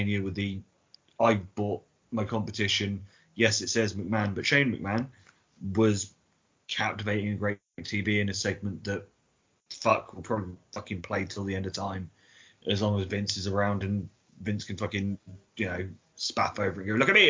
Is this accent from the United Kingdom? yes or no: yes; England, United Kingdom; I'm English